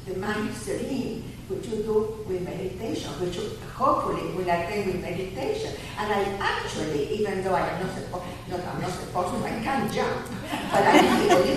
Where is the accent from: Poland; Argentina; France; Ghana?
Argentina; moved away; I'm from Argentina.